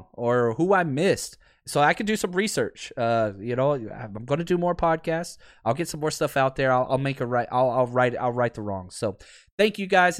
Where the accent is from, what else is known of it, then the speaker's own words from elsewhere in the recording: Dallas, Texas, United States; I grew up in Dallas